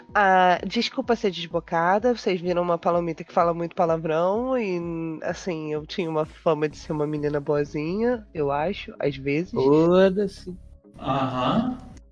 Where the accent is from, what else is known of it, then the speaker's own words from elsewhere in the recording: Brazil; Eu sou brasileira, eu sou pobre e eu sou assalariada